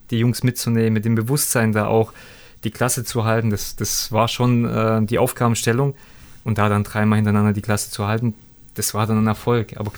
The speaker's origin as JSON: {"language": "German", "town": "Stuttgart", "region": "Baden-Württemberg", "country": "Germany", "tie": "born or raised there", "said": "in Stuttgart dann wieder in meiner alten Heimat"}